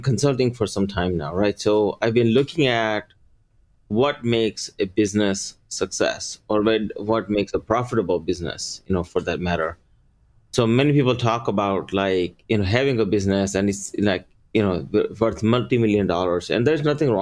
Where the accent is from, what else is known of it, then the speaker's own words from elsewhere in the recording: Maryland, United States; English is a second language; also born or lived in India; I came here from India in 1989 with $20 and no English, grew up here in Maryland.